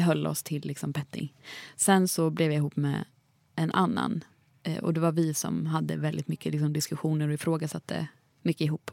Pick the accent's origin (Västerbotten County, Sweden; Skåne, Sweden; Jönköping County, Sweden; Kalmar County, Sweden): Jönköping County, Sweden; Jönköping; jag är från Jönköping